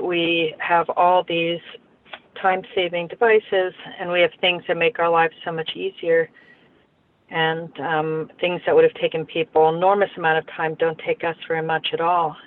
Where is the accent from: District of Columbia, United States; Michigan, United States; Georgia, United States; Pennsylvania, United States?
Pennsylvania, United States; when I was growing up in Pennsylvania, they used to have blue laws